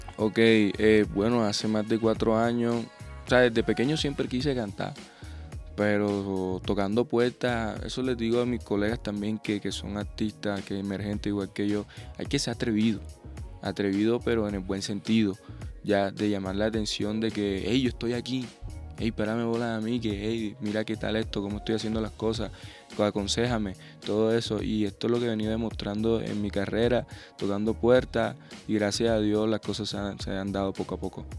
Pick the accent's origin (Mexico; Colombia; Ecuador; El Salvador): Colombia; Sincelejo, Sucre; mi tierra, a Sucre, a mi, a mi cincelejo